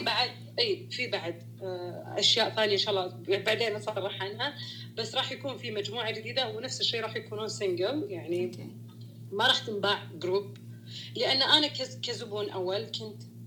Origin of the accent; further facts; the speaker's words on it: Saudi Arabia; انا بنت سعوديه